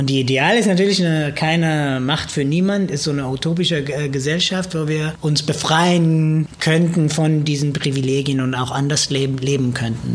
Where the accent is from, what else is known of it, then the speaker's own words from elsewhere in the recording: Israel; German is a second language; now in Germany; Also ich komme aus Israel, ich bin Jude